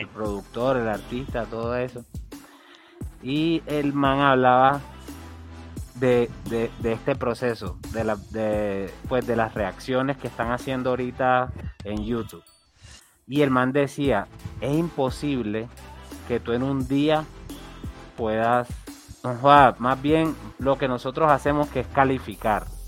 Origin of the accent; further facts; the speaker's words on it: Colombia; Yo soy un colombiano